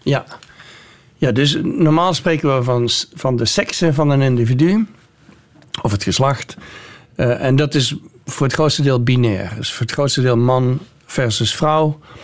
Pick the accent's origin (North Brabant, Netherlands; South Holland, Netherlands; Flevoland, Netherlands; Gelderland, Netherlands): North Brabant, Netherlands; moved away as an adult; also born or lived in Nijmegen / Groningen; now in United States; want ik kom uit Brabant